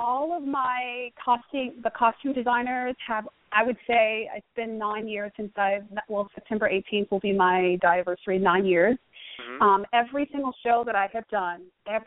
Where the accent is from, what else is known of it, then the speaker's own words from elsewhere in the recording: New York, United States; I'm from New York. Born and raised in New York.